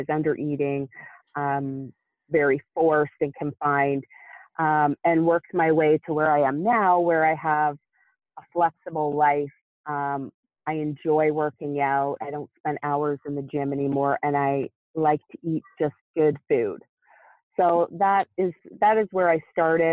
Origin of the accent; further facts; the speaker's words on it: Nova Scotia, Canada; moved away; also born or lived in Ontario, Canada; I moved away from my hometown of Nova Scotia, Canada, to Ontario, Canada